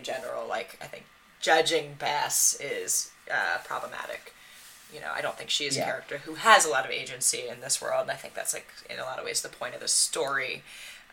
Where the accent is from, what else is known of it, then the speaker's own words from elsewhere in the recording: Massachusetts, United States; I grew up in Massachusetts